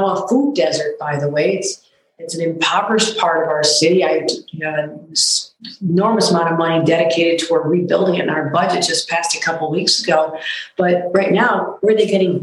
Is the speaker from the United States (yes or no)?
yes; Buffalo, New York, United States; This is my hometown